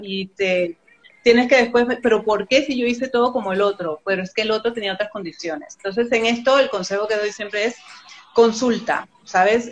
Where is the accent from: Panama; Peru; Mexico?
Panama; moved away as an adult; also born or lived in France; now in Spain; Y con ese año que me vine, la primera vez desde Panamá